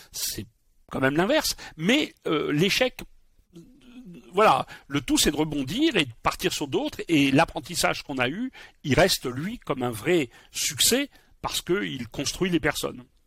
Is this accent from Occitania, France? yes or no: no; Bordeaux, Nouvelle-Aquitaine, France; Je suis bordelais